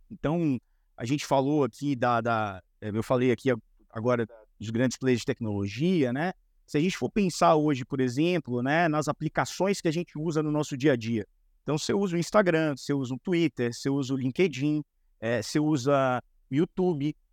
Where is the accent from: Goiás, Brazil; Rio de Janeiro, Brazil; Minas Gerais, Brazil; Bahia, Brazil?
Bahia, Brazil; now in São Paulo, Brazil; Eu sou, eu sou da Bahia. É Mas já faz tempo. O sotaque já, ficou para trás, pô.